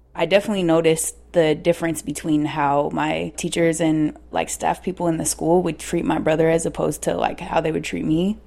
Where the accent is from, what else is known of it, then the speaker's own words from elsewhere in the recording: Seattle, Washington, United States; I am from Seattle, from South Seattle. I was born and raised there.